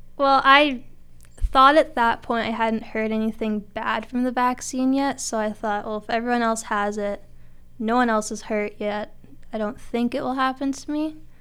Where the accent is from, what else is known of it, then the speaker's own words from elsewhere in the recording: Turtleford, Saskatchewan, Canada; also born or lived in Notre Dame, Saskatchewan; I'm originally from Turtleford